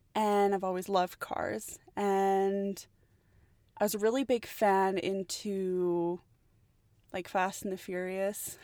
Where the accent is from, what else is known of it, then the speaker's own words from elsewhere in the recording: Edmonton, Alberta, Canada; born and raised here in Edmonton, Alberta, Canada, so Canada all the way